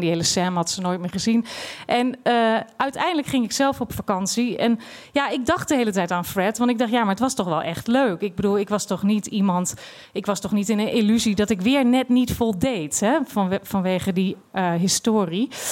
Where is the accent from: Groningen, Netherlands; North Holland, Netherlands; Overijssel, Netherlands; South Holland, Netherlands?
Overijssel, Netherlands; Twente; moved away as an adult; also born or lived in Amsterdam; Ik kom uit Twente